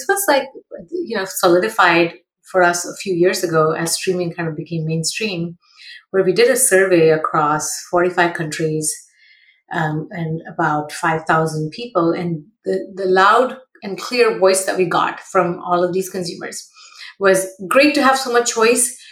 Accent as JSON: {"language": "English", "town": "Mumbai", "region": "Maharashtra", "country": "India", "tie": "born or raised there", "moved": "as an adult", "lives_now": "Bay Area, United States", "said": "I grew up in Mumbai"}